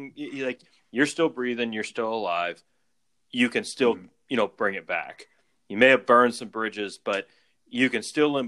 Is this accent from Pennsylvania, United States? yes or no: no; South Louisiana, United States; We grew up in South Louisiana